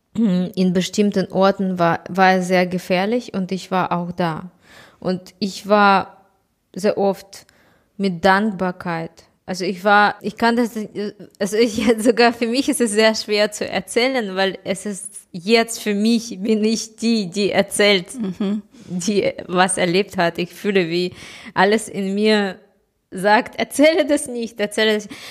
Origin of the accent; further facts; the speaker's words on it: Kyiv, Ukraine; ich komme aus Kiew äh, und meine Stadt ist überhaupt nicht unter Beschuss.